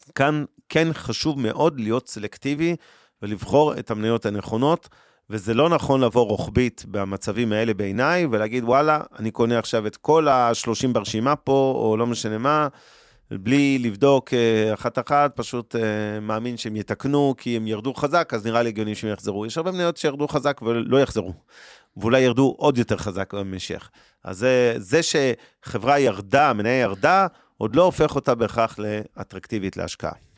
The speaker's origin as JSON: {"language": "Hebrew", "country": "Israel", "said": "אנחנו כישראלים"}